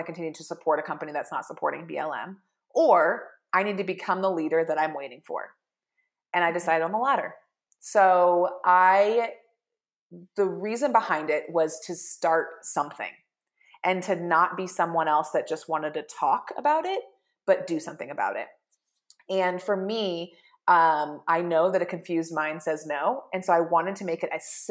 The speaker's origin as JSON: {"language": "English", "town": "Bozeman", "region": "Montana", "country": "United States", "said": "I'm from Bozeman"}